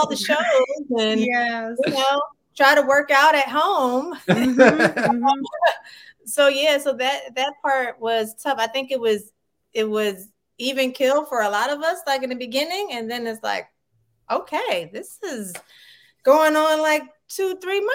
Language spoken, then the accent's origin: English; Philadelphia, Pennsylvania, United States; moved away as an adult; now in Los Angeles, United States; I'm from Philadelphia, Pennsylvania. So I had a lot of theater companies in the city.